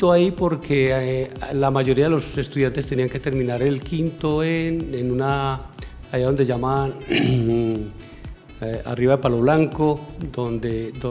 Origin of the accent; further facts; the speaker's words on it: San Antonio de Prado, Antioquia, Colombia; Sí, yo nací en San Antonio de Prado